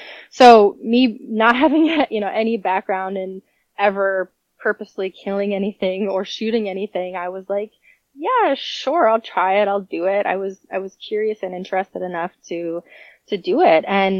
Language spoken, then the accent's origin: English; New York, United States; also born or lived in Florida; But I was born in Florida. I moved to New York actually and pretty much grew up there. I lived about an hour from Buffalo out in the country, Western New York.